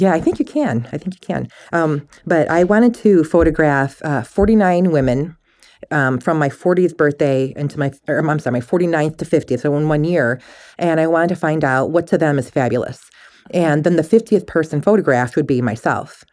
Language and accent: English; Michigan, United States; moved away; I'm from Michigan originally